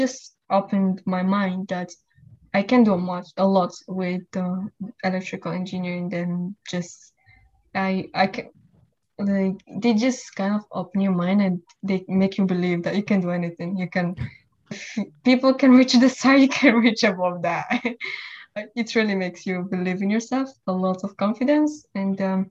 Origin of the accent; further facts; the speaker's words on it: Morocco; moved away as an adult; now in United States; I'm originally from Morocco. I came at the age of 18